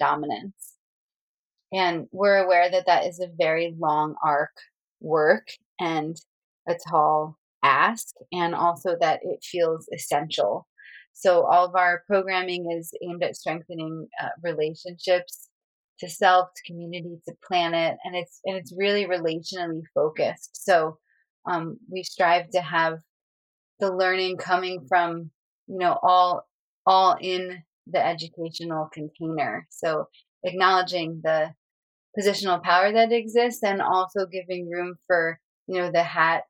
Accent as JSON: {"language": "English", "region": "New Jersey", "country": "United States", "tie": "born or raised there", "moved": "yes", "lives_now": "Sonoma County, United States", "said": "I grew up originally in Lenape territory in what's now called New Jersey, and currently I'm living out near"}